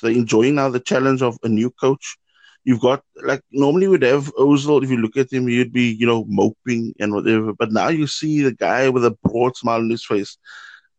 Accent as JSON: {"language": "English", "country": "South Africa", "moved": "yes", "lives_now": "Germany", "said": "a South African gooner of 30 years currently living in Germany"}